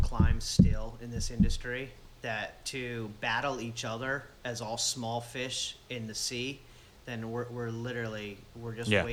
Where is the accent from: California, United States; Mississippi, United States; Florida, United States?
Florida, United States; also born or lived in Adirondack Mountains, New York; I've lived down here since I was a kid, since 7 or 8 years old. I've lived right in this area